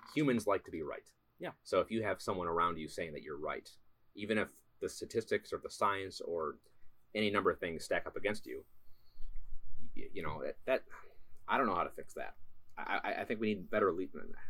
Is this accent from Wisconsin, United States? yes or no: yes; Wisconsin, United States; we're both from Wisconsin